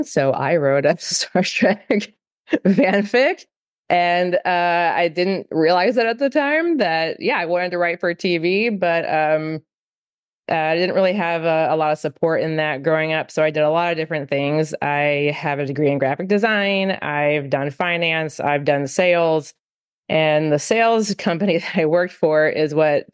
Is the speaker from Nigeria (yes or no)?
no; New Jersey, United States; now in Nashville, United States; I'm originally from New Jersey, but I now live in Nashville